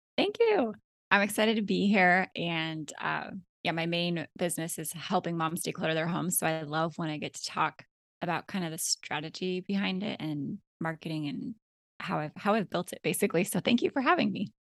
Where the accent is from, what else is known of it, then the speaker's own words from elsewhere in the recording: Alaska, United States; moved away as an adult; now in Florida, United States; my husband and I had three kids, and we were born and raised in Alaska